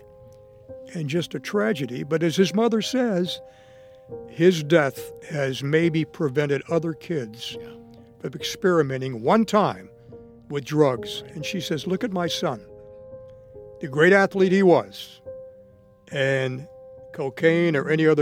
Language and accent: English; Miami, Florida, United States; I grew up in Miami